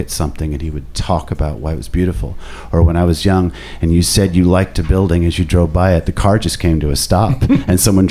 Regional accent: Indianapolis, Indiana, United States; I grew up in Indiana. I grew up on the east side of town. I went to school on the north side, and Indianapolis

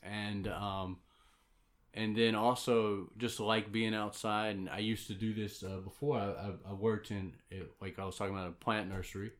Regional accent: South Georgia, United States; I'm from South Georgia, so I've been around animals a lot

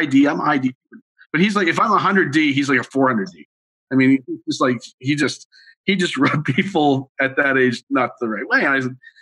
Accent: Montreal, Quebec, Canada; I grew up in Montreal

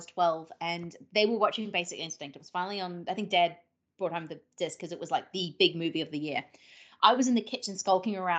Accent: New Zealand; born or raised there

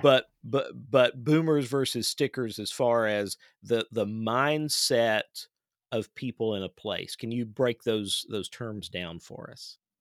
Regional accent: Clay County, Kentucky, United States; I live in Kentucky and I'm from Kentucky and, um, my, uh, parents still live on the farm where I grew up

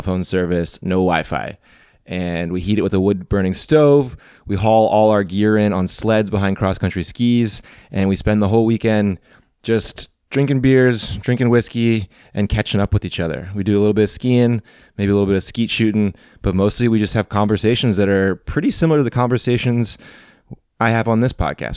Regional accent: Missouri, United States; growing up in Missouri

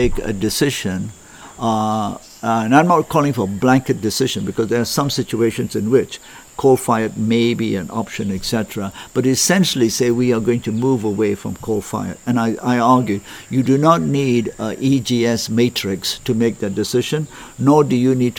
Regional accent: Malaysia; I come from Malaysia

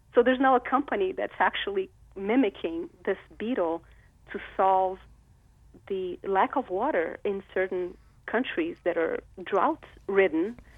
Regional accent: Rio de Janeiro, Brazil; I grew up in Rio de Janeiro.

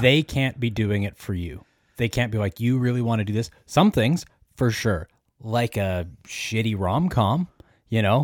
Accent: Canada; we're both from Canada

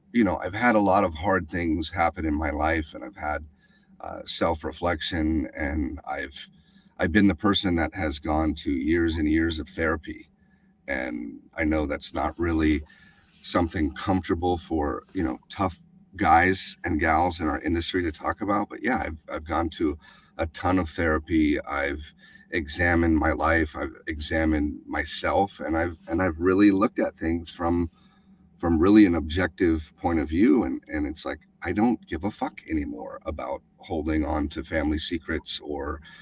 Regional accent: Alaska, United States; the crazy abuse that we endured uh, growing up in Alaska

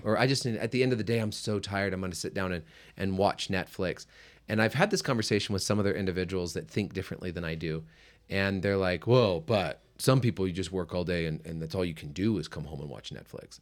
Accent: United States; as an American

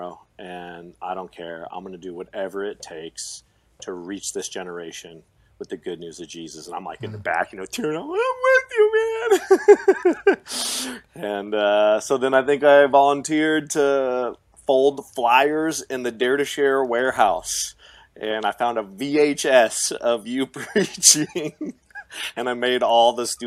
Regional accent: Pacific Northwest, United States; moved away; I come from the Pacific Northwest

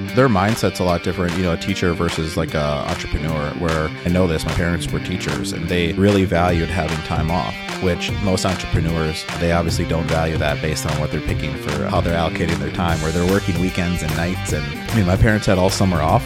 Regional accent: Milwaukee, Wisconsin, United States; I'm from Wisconsin. I grew up in the Milwaukee area.

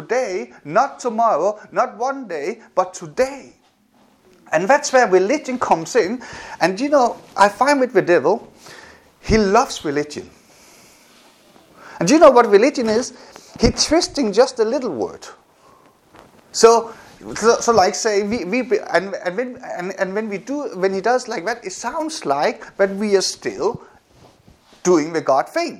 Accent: Denmark; also born or lived in South Korea; when I got adopted to Denmark, that physically I was moved from Denmark, from South Korea to Denmark. But my head, my responses, my experiences were still in Korea

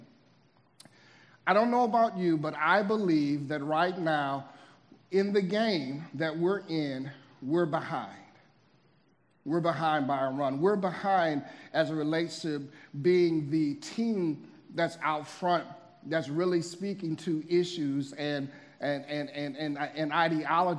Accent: Midwest, United States; moved away; I'm originally from the Midwest

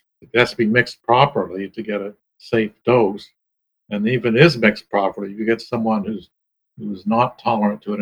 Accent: Ohio, United States; I grew up in Ohio on a farm

